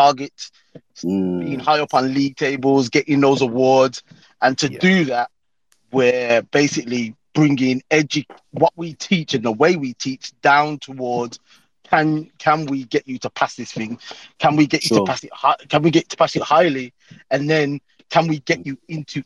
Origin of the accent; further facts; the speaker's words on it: Birmingham, West Midlands, United Kingdom; accent: Brummie; Brummy. Man, of course, man. Born and bred